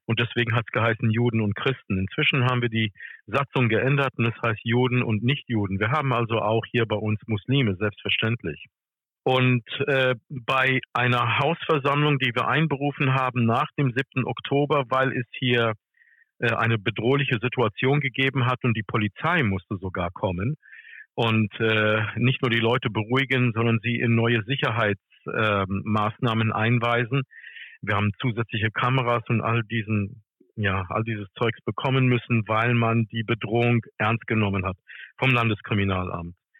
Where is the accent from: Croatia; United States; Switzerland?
United States; now in Germany; ich komme aus den USA